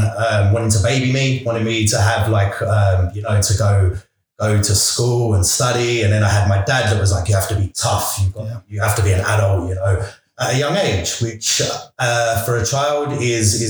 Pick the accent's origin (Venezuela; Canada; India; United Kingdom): United Kingdom; London; I grew up in East London.